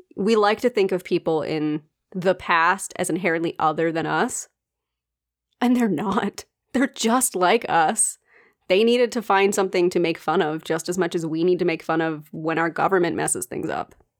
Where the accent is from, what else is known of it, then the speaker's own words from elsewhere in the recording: United States; accent: American; my American accent